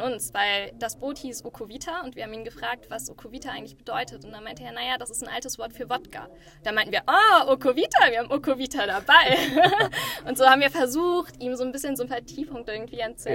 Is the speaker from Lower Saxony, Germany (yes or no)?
no; Düsseldorf, North Rhine-Westphalia, Germany; now in Berlin, Germany; Eigentlich aus Düsseldorf